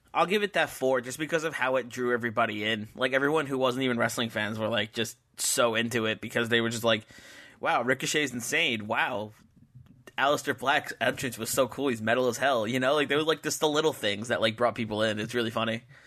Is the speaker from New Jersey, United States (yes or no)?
yes; New Jersey, United States